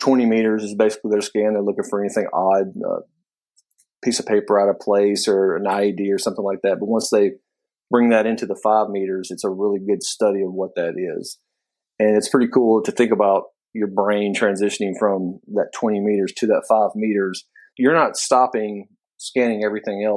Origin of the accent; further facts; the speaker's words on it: Senatobia, Mississippi, United States; I'm from a small town in Mississippi. Senatobia is what it's called